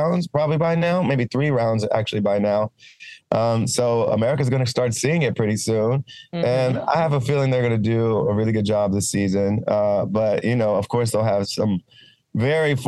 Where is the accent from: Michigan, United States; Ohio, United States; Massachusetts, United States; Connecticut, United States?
Ohio, United States; my early life as a kid growing up in Ohio